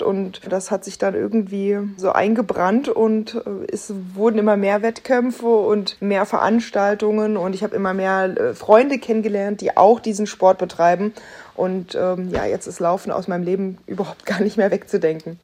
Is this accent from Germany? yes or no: yes; Berlin, Germany; ich als Berlinerin